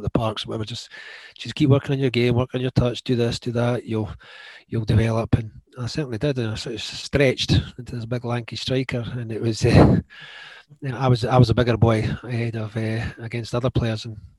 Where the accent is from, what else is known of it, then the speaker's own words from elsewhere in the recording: Edinburgh, Scotland, United Kingdom; I'm from Edinburgh.